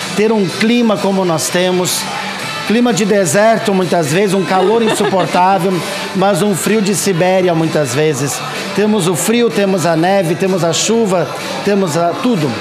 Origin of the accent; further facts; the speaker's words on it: Novo Hamburgo, Rio Grande do Sul, Brazil; moved away as an adult; also born or lived in Canela, Brazil; now in Gramado, Brazil; Eu sou natural de Novo Hamburgo, mas estou aqui na Serra Gaúcha, em Gramado e Canela, há 16 anos